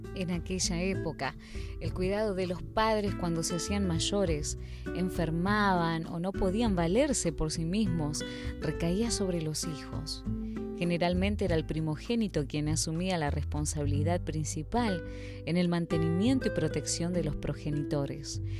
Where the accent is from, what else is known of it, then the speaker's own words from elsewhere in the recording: Spain; En mi país